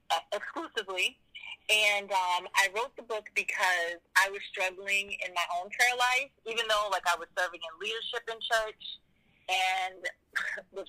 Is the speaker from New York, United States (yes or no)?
no; Boston, Massachusetts, United States; I'm from Boston, Massachusetts. Um, I've been in Christian ministry. Well, I grew up in a Christian home